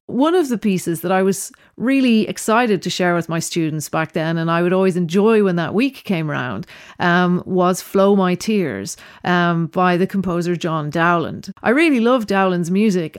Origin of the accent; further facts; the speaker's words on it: Dublin, Leinster, Ireland; also born or lived in Berlin / New York / Venice / Roscommon; now in London, United Kingdom; I was born in Dublin, uh, grew up in Dublin